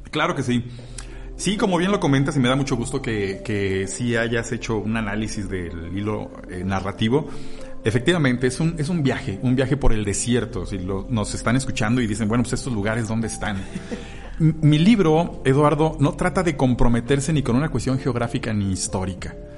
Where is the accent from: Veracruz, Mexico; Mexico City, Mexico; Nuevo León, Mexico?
Mexico City, Mexico; Yo nací en Ciudad de México